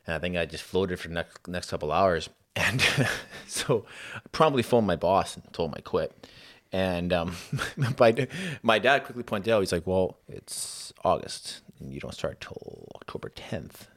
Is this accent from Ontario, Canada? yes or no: no; Saskatoon, Saskatchewan, Canada; moved away; also born or lived in Lethbridge; I was from Saskatoon, so, I mean, I was a short drive back home